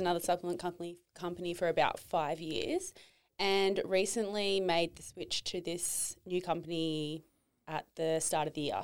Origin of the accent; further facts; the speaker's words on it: Tweed Heads, New South Wales, Australia; I grew up down in Tweedheads, Norwalk Point